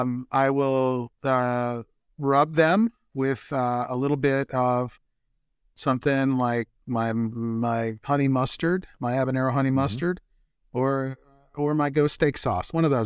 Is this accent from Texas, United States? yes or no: no; Kansas City, Missouri, United States; born there; I grew up, I said I was born in Kansas City, but their barbecue is too sweet for me.